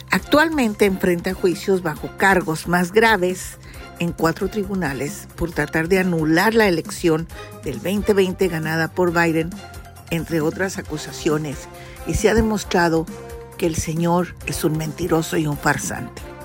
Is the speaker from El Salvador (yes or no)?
no; Mexico; te voy a hablar como mexicana